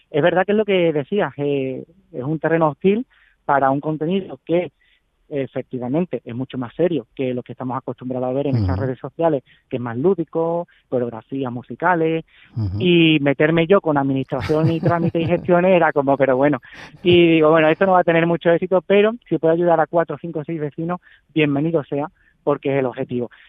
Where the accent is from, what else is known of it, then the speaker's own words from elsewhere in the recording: Chiclana, Andalusia, Spain; una vecina de aquí de Chiclana, de donde soy